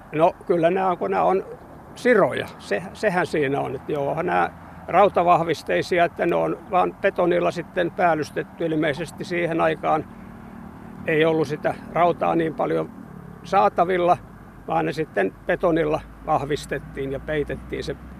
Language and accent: Finnish; Hamina, Kymenlaakso, Finland; now in Kuusankoski, Finland; me olen nuoruuteni asunut Haminassa